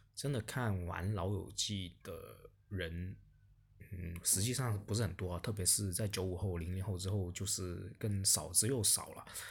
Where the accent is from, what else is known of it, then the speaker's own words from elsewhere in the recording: China; 我们整个中国大陆